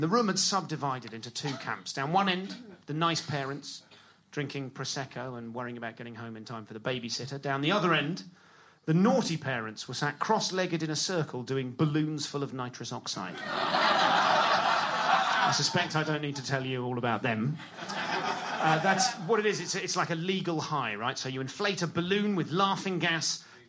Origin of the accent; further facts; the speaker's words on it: London, United Kingdom; I'm from London.